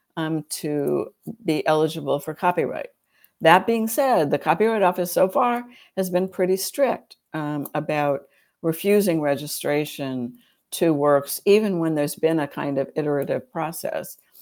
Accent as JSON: {"language": "English", "country": "United States", "said": "I'm an American"}